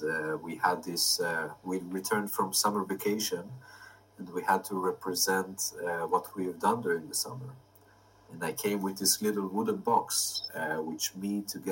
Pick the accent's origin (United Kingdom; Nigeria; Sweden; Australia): Sweden; born there; So I was born in Sweden and I lived abroad for many years